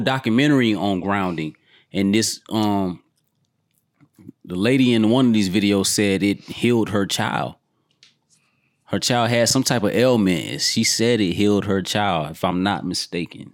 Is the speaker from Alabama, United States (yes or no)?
no; Georgia, United States; I grew up in Georgia